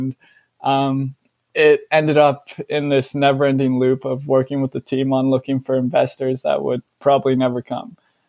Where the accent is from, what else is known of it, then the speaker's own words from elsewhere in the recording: Canada; also born or lived in Netherlands / Belgium / Australia; I was born in the Netherlands, but I've lived in Canada most of my life, as well as like places like Belgium and Australia.